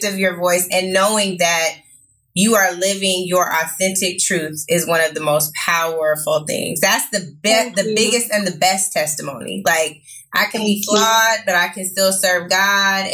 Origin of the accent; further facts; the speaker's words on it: Seattle, Washington, United States; now in Los Angeles, United States; I'm from Seattle